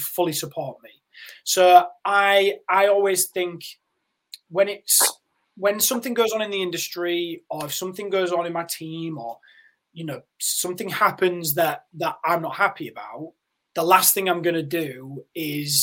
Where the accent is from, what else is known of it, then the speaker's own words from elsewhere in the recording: Yorkshire and the Humber, United Kingdom; I had a relatively normal life and was, you know, living in Yorkshire.